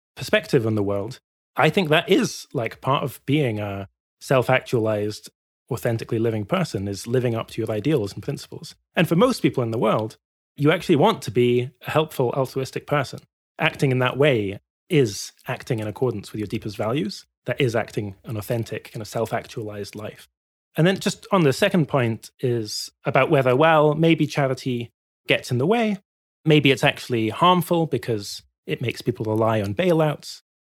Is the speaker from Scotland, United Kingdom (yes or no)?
yes; Glasgow, Scotland, United Kingdom; I grew up in Glasgow